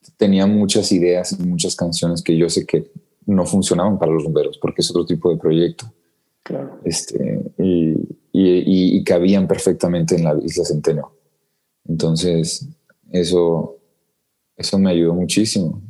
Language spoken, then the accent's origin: Spanish; Mexico; en México pues sí somos demasiado muy malinchistas